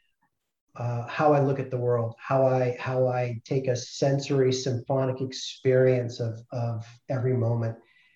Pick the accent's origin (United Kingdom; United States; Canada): United States; New England; moved away; I grew up in New England in the States.